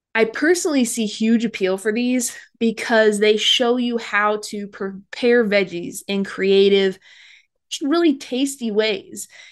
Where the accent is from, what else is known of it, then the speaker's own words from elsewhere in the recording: Midwest, United States; I grew up in the Midwest